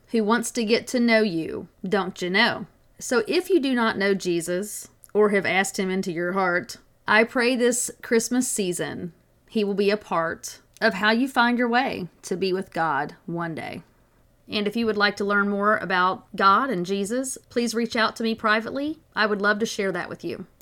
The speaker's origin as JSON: {"language": "English", "region": "the South", "country": "United States", "said": "I'm from the South"}